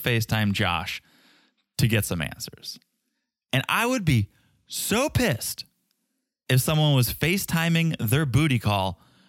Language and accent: English; Ukraine; English is a second language; I'm no American girl, remember? I'm Ukrainian girl.